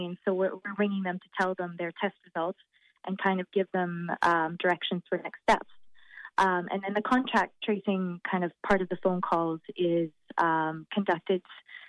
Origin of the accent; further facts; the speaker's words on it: Saskatoon, Saskatchewan, Canada; moved away as an adult; now in Limerick, Ireland; I'm originally from Saskatoon, Saskatchewan, Canada, but I've moved here to Limerick to study medicine for the 4 years.